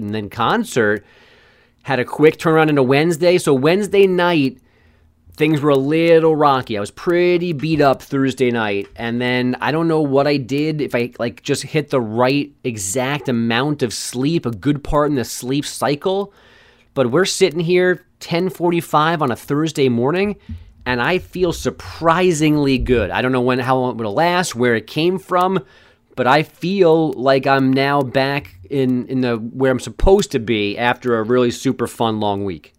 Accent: New York, United States; I grew up in New York

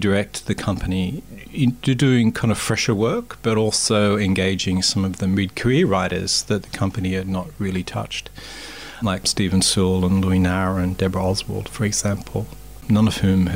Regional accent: Maitland, New South Wales, Australia; I grew up in Maitland

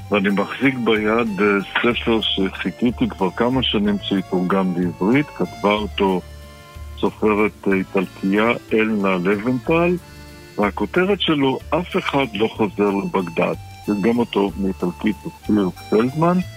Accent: Baghdad, Baghdad Governorate, Iraq; כן, אני יליד בגדד.

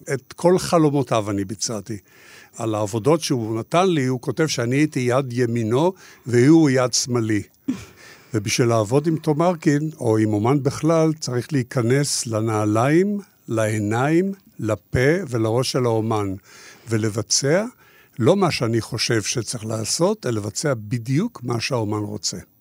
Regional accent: Israel; אני גדלתי בקיבוץ בתור ילד עם המון המון בעיות

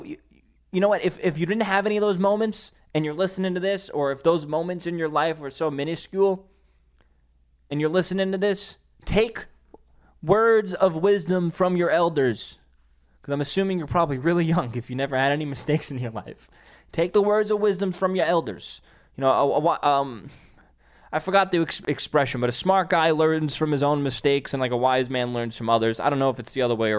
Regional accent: New York City, New York, United States; in ShopRite in Staten Island, my hometown.

